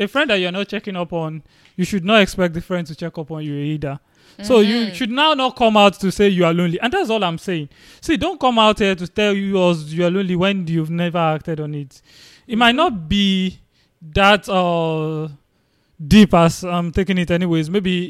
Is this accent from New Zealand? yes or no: no; Nigeria; I came with another guy from Nigeria.